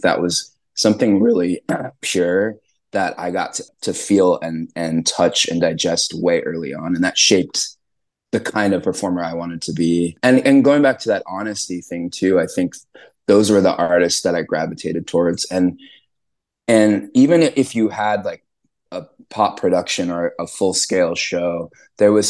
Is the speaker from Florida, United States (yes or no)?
no; Southern California, United States; I grew up in Southern California